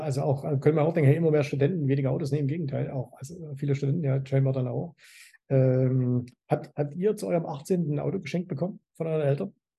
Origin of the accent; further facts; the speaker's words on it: Zwickau, Saxony, Germany; now in Dubai, United Arab Emirates; ich komme ja aus Zwickau